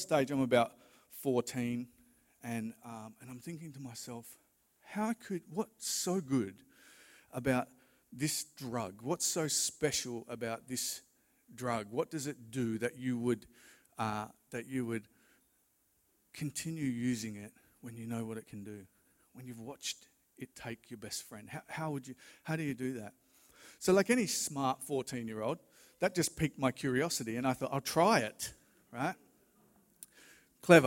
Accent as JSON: {"language": "English", "region": "Western Australia", "country": "Australia", "tie": "born or raised there", "also_born_or_lived": "Dandenong, Victoria", "said": "I was born in Victoria, in Dandenong, Victoria. And my parents moved over to Western Australia when I was little"}